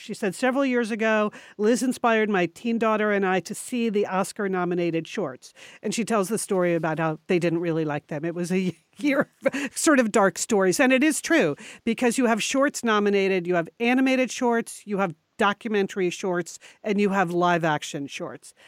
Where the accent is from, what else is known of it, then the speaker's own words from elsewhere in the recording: Connecticut, United States; moved away; we were born and raised in Connecticut